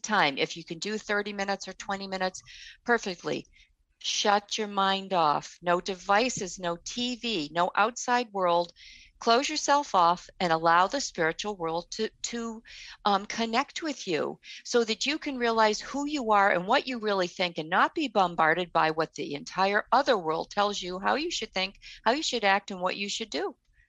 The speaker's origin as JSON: {"language": "English", "town": "Boston", "region": "Massachusetts", "country": "United States", "tie": "born or raised there", "said": "We were born and raised in Boston."}